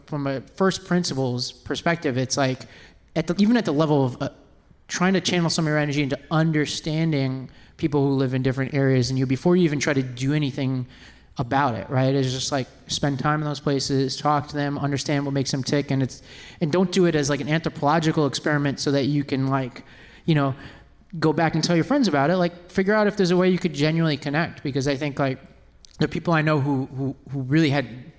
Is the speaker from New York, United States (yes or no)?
yes; New York City, New York, United States; moved away as an adult; also born or lived in Nashville / Mississippi; I grew up in Staten Island